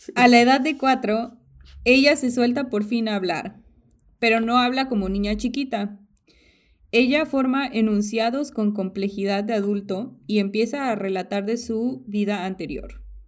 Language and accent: Spanish; Mexico; now in United States; yo era, yo soy mexicana